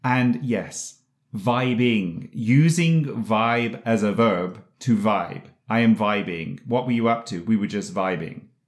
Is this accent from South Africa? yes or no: no; England, United Kingdom; moved away; when I was a kid growing up in England